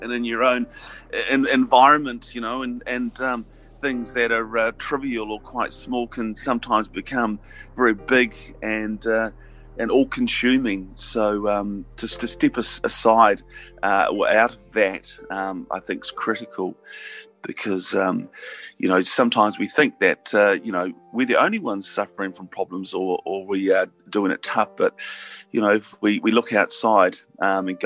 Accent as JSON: {"language": "English", "town": "Hawera", "region": "Taranaki", "country": "New Zealand", "tie": "born or raised there", "said": "I grew up in Hawera. I grew up in an agricultural area"}